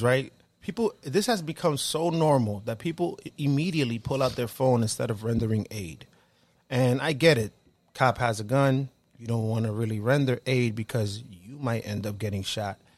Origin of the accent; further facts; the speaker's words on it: Dominican Republic; moved away; So we're all Dominican, right? We're all here from the Caribbean.